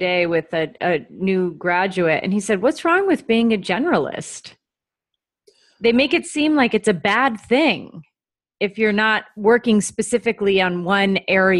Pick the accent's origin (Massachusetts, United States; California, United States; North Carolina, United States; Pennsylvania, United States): Pennsylvania, United States; now in New York, United States; I'm in New York. And let's say you're from New Jersey, I'm from Pennsylvania